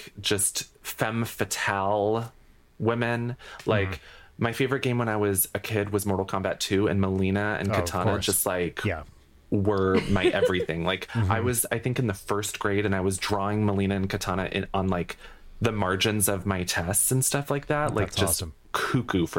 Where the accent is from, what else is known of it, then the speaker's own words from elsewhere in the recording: New England, United States; I'm from New England